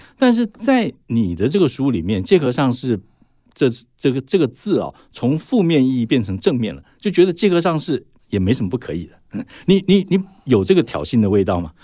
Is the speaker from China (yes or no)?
no; Taiwan; 我们台湾人